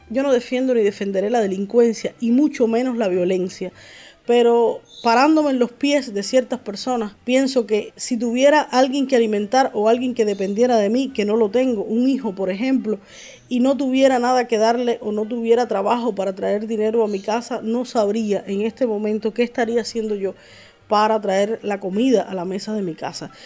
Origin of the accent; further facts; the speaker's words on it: Cuba; nosotros los cubanos